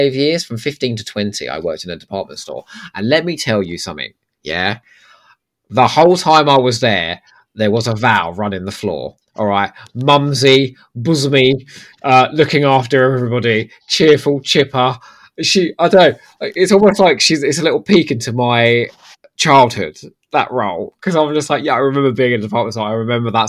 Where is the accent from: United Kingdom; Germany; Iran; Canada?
United Kingdom; England; also born or lived in Crawley / Eastbourne; I'm English